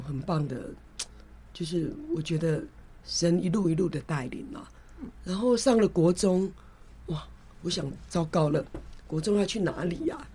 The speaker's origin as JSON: {"language": "Chinese", "town": "Kaohsiung", "country": "Taiwan", "moved": "yes", "lives_now": "Taipei, Taiwan", "said": "我妹妹是住高雄，我住台北，我本来是高雄人嘛"}